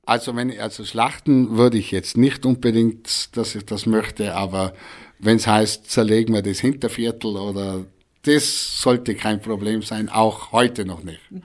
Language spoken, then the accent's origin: German; Breitenwang, Tyrol, Austria; accent: Reutener Dialekt; moved away as an adult; also born or lived in Reutte / Hamburg; Ein Breitenwanger, gebürtig in Breitenwanger